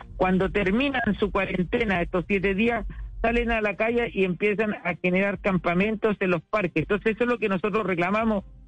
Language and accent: Spanish; Chile; now in Iquique, Chile; como diríamos chilenos